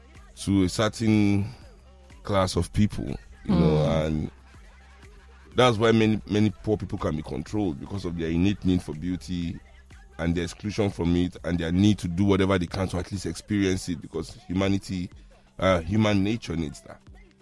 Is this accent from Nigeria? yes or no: yes; Nigeria; so I guess it's that kind of, being a Nigerian, there's no way you can.